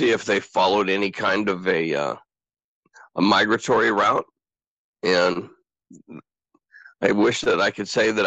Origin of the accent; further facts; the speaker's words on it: Southern Oregon, United States; also born or lived in Portland, Oregon; I was born in Portland, Oregon, and raised in Southern Oregon